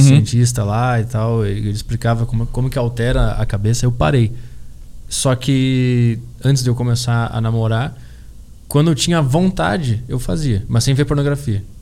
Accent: Porto Alegre, Rio Grande do Sul, Brazil; eu sou de Porto Alegre, e desde criança eu acompanhei o Grêmio

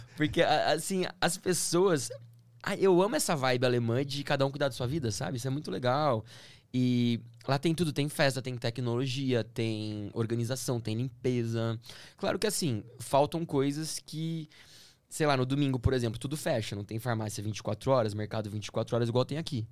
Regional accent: Campinas, São Paulo, Brazil; also born or lived in Stuttgart, Germany; Eu sou de Campinas

